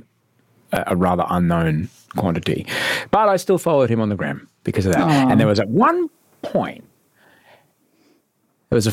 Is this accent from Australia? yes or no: yes; Queensland, Australia; growing up in Queensland